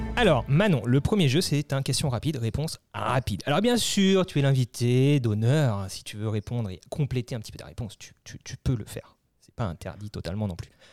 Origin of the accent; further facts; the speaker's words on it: Alsace, Grand Est, France; nous, on est d'Alsace